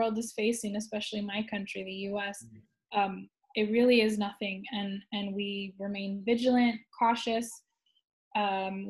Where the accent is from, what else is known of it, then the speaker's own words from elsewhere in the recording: California, United States; moved away as an adult; now in Shanghai, China; I'm originally from California